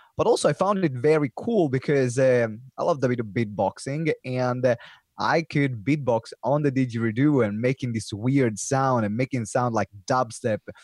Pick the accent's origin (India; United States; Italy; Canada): Italy; English is a second language; now in United Kingdom